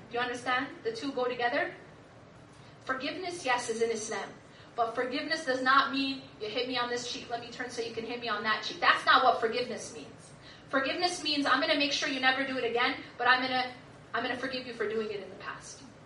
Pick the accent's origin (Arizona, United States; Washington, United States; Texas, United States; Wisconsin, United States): Wisconsin, United States; Madison; I grew up in Madison, Wisconsin